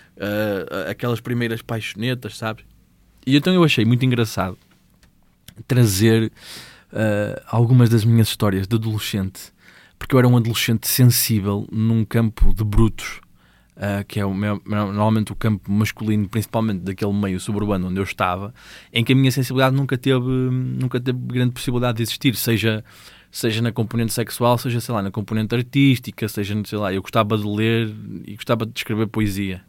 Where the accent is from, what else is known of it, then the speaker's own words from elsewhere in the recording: Gondomar, Norte, Portugal; eu sou de Gondomar